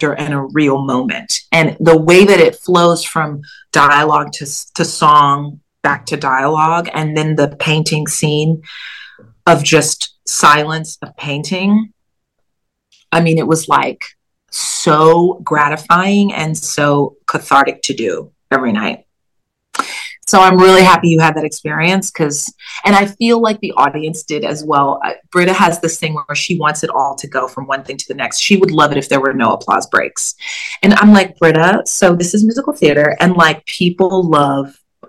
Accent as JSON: {"language": "English", "town": "Kansas City", "region": "Missouri", "country": "United States", "tie": "born or raised there", "also_born_or_lived": "Bloomington, Illinois", "moved": "as an adult", "lives_now": "New York, United States", "said": "growing up in Kansas City, but then going to school in Illinois"}